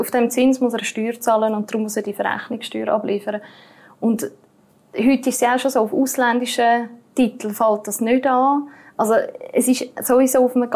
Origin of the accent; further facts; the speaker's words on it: Switzerland; als Schweizer Bürger kann ich das zurückfordern